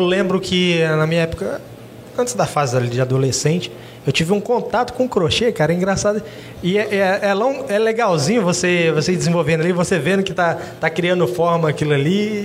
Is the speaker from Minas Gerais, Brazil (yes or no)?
no; Jaru, Rondônia, Brazil; a gente é aqui de Jaru mesmo